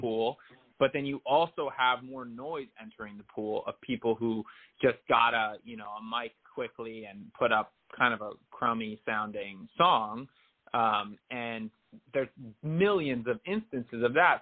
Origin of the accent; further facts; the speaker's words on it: New Jersey, United States; also born or lived in New York City; now in Los Angeles, United States; I grew up in North Jersey